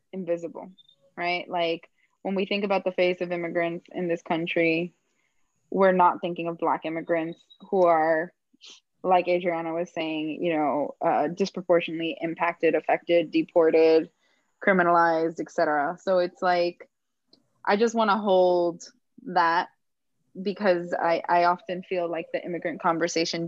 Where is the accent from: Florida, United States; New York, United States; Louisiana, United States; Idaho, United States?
Florida, United States; Miami; growing up in Miami